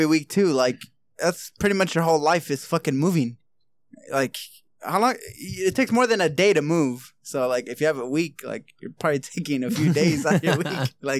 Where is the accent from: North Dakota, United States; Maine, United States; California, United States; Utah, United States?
California, United States; West Covina; I was born in West Covina.